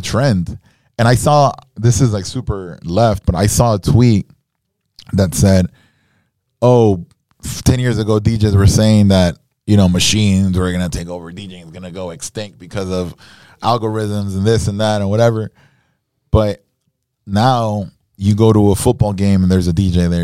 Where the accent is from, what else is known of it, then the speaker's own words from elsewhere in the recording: Nicaragua; now in Miami, United States; I was born in Miami, grew up in Nicaragua.